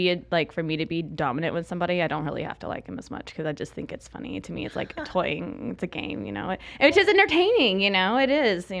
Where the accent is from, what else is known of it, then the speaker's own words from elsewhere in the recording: Florida, United States; I'm from Florida, and being in the panhandle